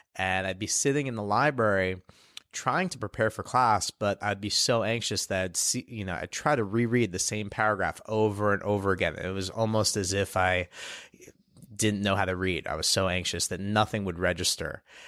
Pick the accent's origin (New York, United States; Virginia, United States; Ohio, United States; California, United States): New York, United States; New York City; I grew up here in New York City